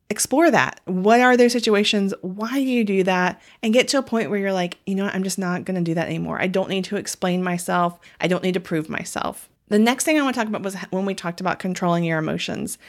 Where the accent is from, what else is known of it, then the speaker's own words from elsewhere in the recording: the South, United States; growing up in the South